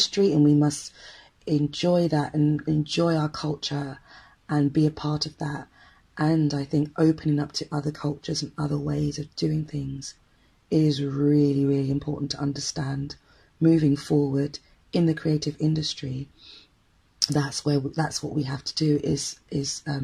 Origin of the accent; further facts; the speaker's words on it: United Kingdom; Even though I was in Britain, raised as a British person